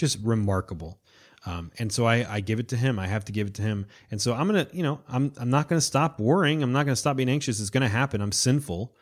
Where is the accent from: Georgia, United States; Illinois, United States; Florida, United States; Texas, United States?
Florida, United States; I'm from Florida